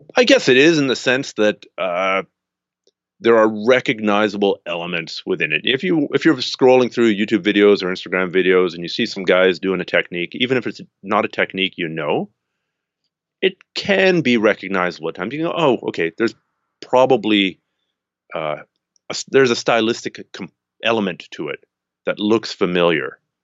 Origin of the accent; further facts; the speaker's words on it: Canada; I'm a Canadian